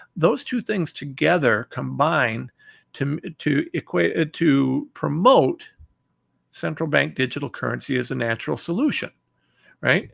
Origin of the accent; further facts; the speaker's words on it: Ohio, United States; I'm from Ohio